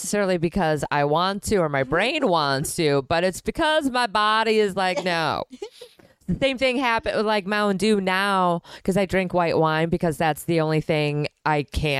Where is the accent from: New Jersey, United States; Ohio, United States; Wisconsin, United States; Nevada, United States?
Wisconsin, United States; Milwaukee; also born or lived in Florida / California; now in New York, United States; I'm from Milwaukee.